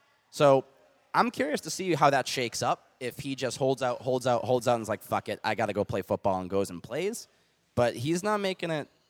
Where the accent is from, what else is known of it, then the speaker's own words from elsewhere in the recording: Boston, Massachusetts, United States; Again, I'm a white suburban kid. So I'm sure everyone's situation growing up in Boston is different.